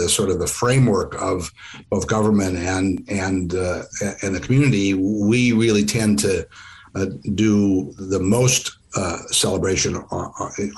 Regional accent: Midwest, United States; When I was growing up in the Midwest

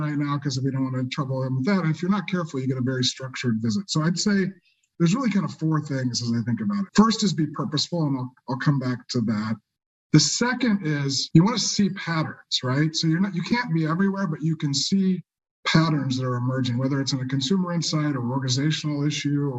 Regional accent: Kansas, United States; I grew up in Kansas, so I love Emporia, Kansas

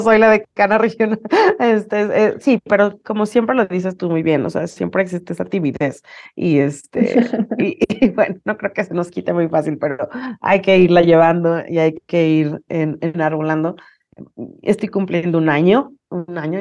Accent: Mexico City, Mexico; moved away as an adult; also born or lived in United States; now in Guadalajara, Mexico; yo efectivamente soy chilanga, nací en la Ciudad de México y estuve ahí eh, mis primeros 30 años de vida

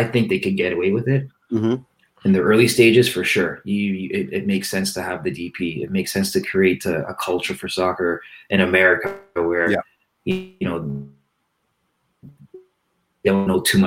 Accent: Canada; as a Canadian

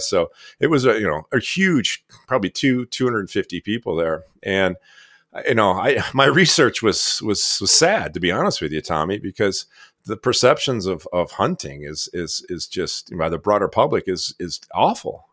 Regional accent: Michigan, United States; where I grew up in Michigan

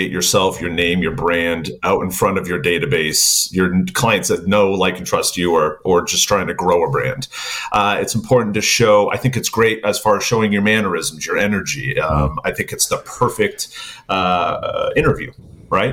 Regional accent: New England, United States; accent: New England; my New England accent

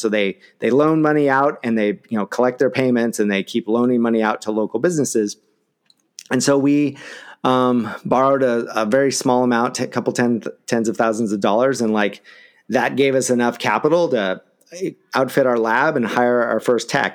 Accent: Eugene, Oregon, United States; I'm from Eugene.

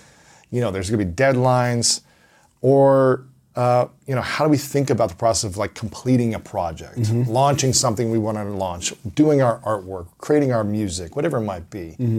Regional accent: Ohio, United States; I'm from Ohio

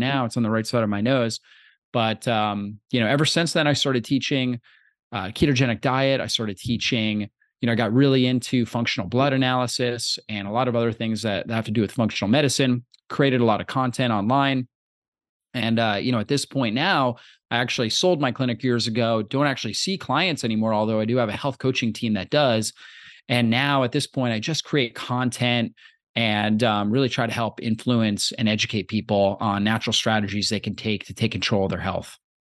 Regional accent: Florida, United States; I grew up in Florida

